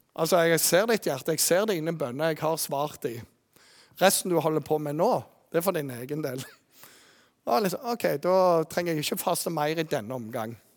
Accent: Jæren, Rogaland, Norway; moved away; also born or lived in Bergen; Jeg kommer jo fra Jæren

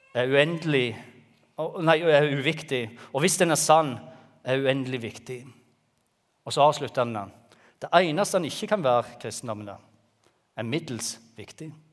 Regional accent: Jæren, Rogaland, Norway; moved away as an adult; Vi kommer fra Jæren og flytta ned her for åtte år siden

